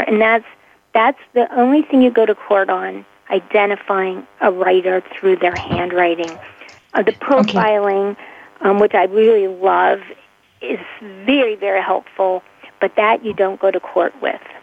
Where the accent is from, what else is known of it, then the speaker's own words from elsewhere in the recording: Pittsburgh, Pennsylvania, United States; I'm from Pittsburgh, Pennsylvania